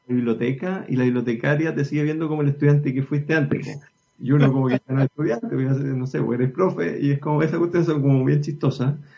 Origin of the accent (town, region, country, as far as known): Chile